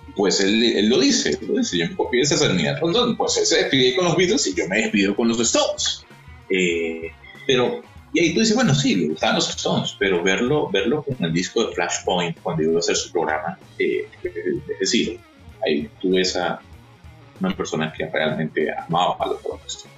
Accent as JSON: {"language": "Spanish", "town": "Caracas", "region": "Capital District", "country": "Venezuela", "tie": "born or raised there", "moved": "as an adult", "lives_now": "Panama", "said": "quisiera estar otra vez con mi familia en la Urbina, aquí en Caracas, compartiendo con mis amigos de la calle, de los 15 años"}